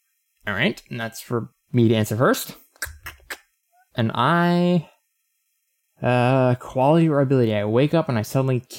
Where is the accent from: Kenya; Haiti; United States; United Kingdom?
United States; Texas; born there; I was born in Texas, but moved around a lot and quickly realized my best friend was also my brother.